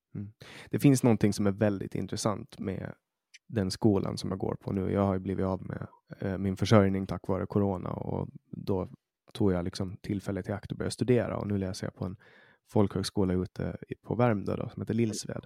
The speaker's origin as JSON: {"language": "Swedish", "region": "Åland", "country": "Åland Islands", "moved": "yes", "lives_now": "Sweden", "said": "när jag kommer hit som, som ålänning, som finsk"}